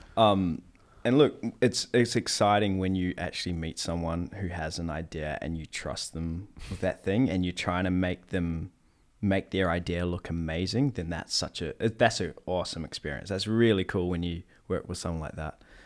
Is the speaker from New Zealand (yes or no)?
yes; New Zealand; moved away; I'm from New Zealand